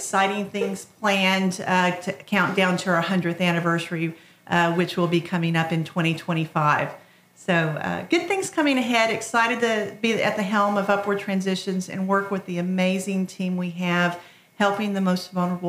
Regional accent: Lawton, Oklahoma, United States; also born or lived in Tennessee; I am a transplant Oklahoman. I moved here from Tennessee when I was 8 years old and grew up in Lawton, Oklahoma.

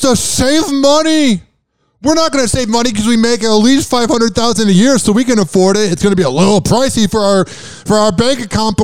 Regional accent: Chicago, Illinois, United States; I'm from Chicago

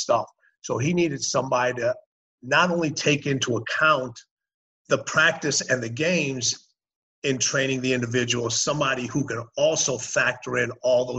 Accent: Chicago, Illinois, United States; moved away; also born or lived in Los Angeles / Houston / Washington DC / Birmingham; I grew up in Chicago. I went to elementary school, high school, mm-hmm. played college basketball in Chicago

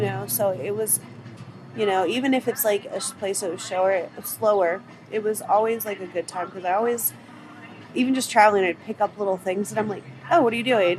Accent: Arizona, United States; moved away as an adult; also born or lived in North Carolina / Salt Lake City, Utah; I'm from Arizona.

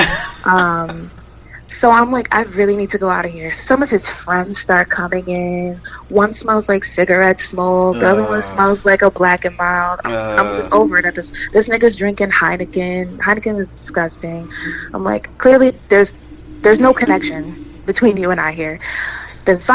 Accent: New Jersey, United States; I'm from North Jersey

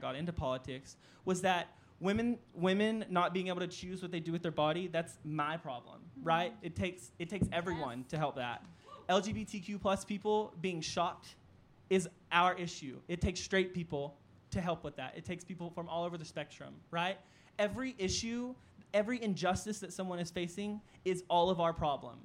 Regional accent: New Boston, Texas, United States; I am from a really small town called New Boston. It's in Northeast Texas

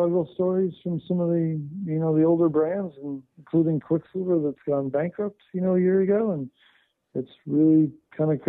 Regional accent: Southern California, United States; I grew up in Southern California.

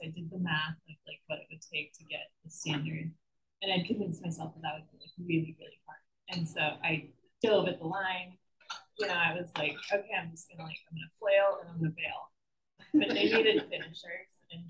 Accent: Colorado, United States; I just like Colorado. I'm from Colorado originally, so any chance I get to go back

